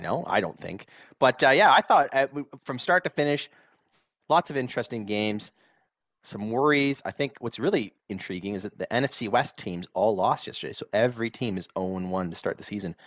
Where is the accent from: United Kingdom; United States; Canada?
Canada; Southern Ontario; when we grew up in Southern Ontario